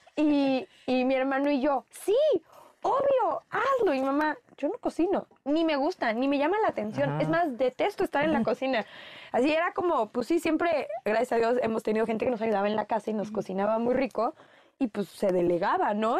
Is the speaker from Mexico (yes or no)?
yes; Mexico; los mexicanos sí podemos ser de donde queramos